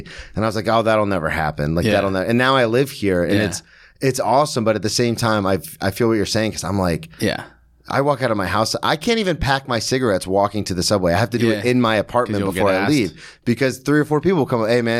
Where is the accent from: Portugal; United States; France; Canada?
United States; Daytona Beach, Florida; now in New York, United States; I've never been to a Daytona 500, right, and I grew up in Daytona.